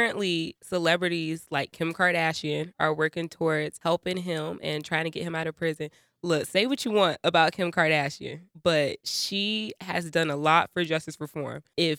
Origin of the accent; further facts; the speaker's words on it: Atlanta, Georgia, United States; I'm also from Atlanta, Georgia, and I'm very excited to be joining this show. I am a proud Black woman